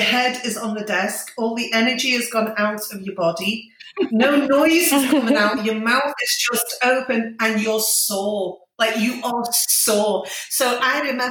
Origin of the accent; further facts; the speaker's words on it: Liverpool, North West England, United Kingdom; now in Scotland, United Kingdom; I'm from Liverpool, and my dinner is your lunch